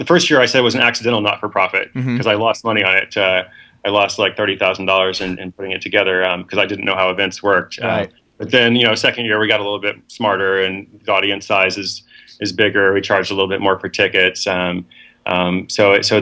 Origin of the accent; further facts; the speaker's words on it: Portland, Oregon, United States; also born or lived in West Africa / Seattle; I am from Portland, Oregon. That's my hometown. I'm here at least half the time